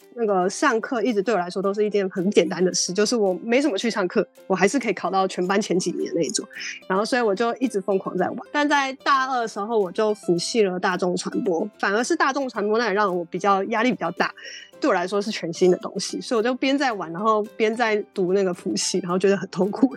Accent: Taichung, Taiwan; moved away; 我台中人，我想回到台中

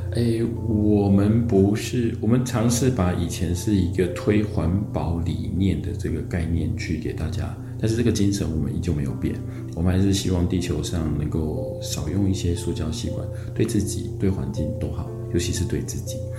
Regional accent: northern Taiwan, Taiwan; 我本身是 啊，北部人，所以北部的族子、贵族跟绿族比较多。小时候我们都在这个竹林里面去长大的

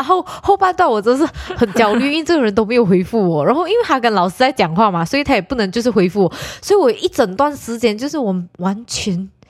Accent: Muar, Johor, Malaysia; 因为我是从一个非常小的城市来的，OK，我是在麻坡，然后麻坡是一个非常讲讲哎。

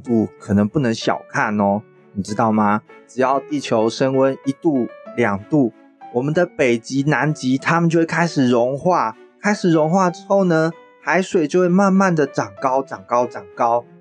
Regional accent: Chiayi, Chiayi City, Taiwan; also born or lived in Taipei; now in New Taipei, Taiwan; 我来自台北，我现在住在新北市家乡呢，是在嘉义

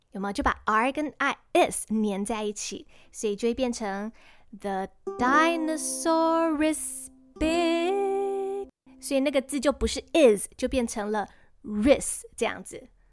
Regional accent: Taiwan; 我们台湾人其实早就超级熟悉了

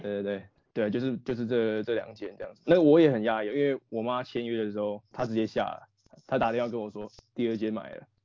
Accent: Neili, Taoyuan, Taiwan; 我的老家在内里

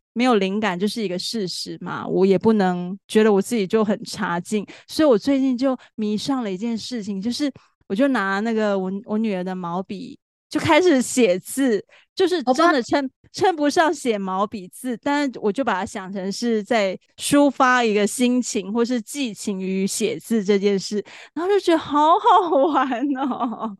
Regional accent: Taichung, Taiwan; 我自己本身是台中人

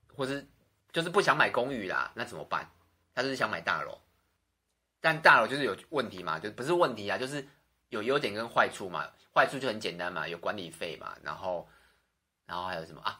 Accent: Xinzhuang, New Taipei, Taiwan; 我从小出生在新庄，然后家人朋友几乎都在新庄

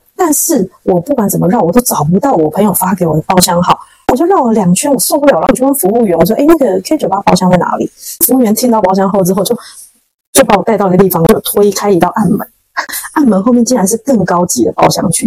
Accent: Taiwan; 我是台湾人

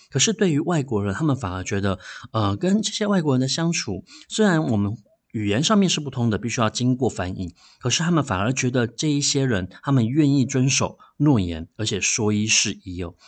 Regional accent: Taiwan; 我们以前有一堂课就叫做台湾历史哦

